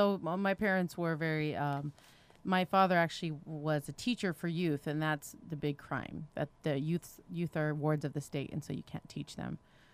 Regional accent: Romania; born there; I was born in Romania during communist Ceaușescu era.

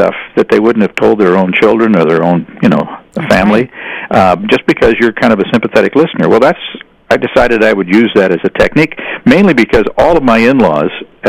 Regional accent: St. Louis, Missouri, United States; moved away as an adult; I grew up in St. Louis

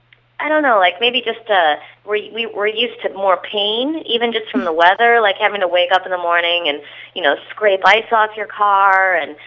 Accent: Illinois, United States; Oh, well, I'm from Illinois, so they all kind of talk like that, like a version of Sarah Palin is how everybody where I'm from talks.

